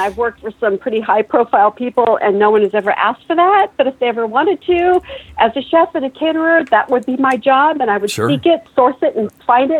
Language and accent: English; Pacific Northwest, United States; Seattle fish have been found, Seattle salmon and Oryx Pacific Northwest. And I came from the Pacific Northwest.